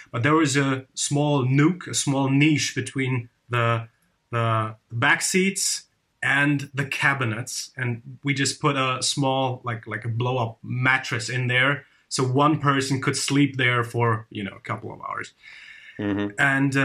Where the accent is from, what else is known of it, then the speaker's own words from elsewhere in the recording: Hungary; We're just musicians from Hungary.